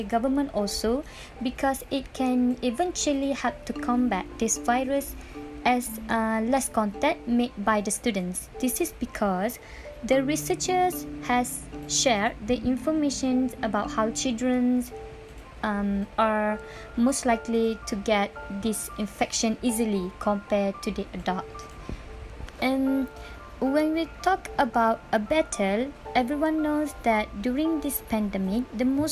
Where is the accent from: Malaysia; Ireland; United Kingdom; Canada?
Malaysia; as a Malaysian